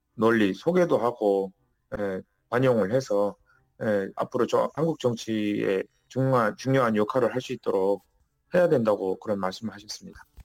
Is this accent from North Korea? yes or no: yes; North Korea; now in South Korea; 우리는 북한 출신이기 때문에